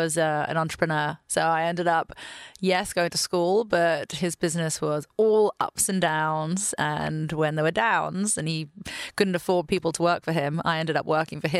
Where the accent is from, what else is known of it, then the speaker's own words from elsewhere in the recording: London, United Kingdom; now in United States; I'm originally from London, although I have a very confusing accent because I was born in London. My father is from Sydney, and now I've been in the US for 7 years.